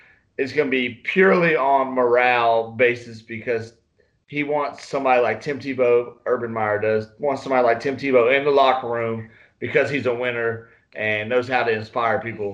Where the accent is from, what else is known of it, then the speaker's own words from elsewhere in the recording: North Carolina, United States; now in Texas, United States; I'm from North Carolina.